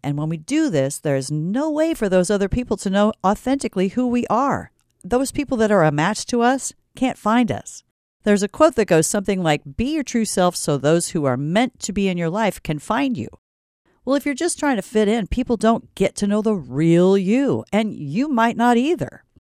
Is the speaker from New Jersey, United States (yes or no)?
no; Stanton, Iowa, United States; I'm from Stanton, and no, I'm not Swedish